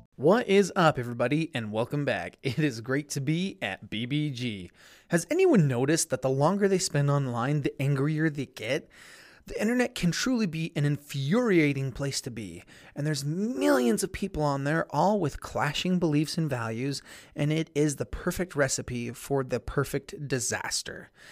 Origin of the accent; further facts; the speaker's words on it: Blanding, Utah, United States; I have a co native of my hometown on the show. Shout out to B Town.